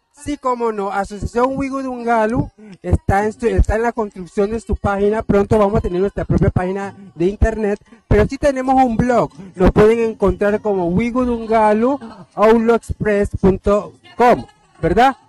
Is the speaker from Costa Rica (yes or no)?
no; Panama; Yo soy indígena, soy cuna panameña